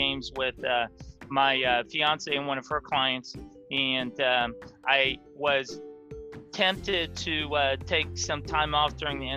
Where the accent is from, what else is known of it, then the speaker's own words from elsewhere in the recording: Ohio, United States; also born or lived in Michigan; Yes, I grew up in Ohio. I've lived in Ohio my whole life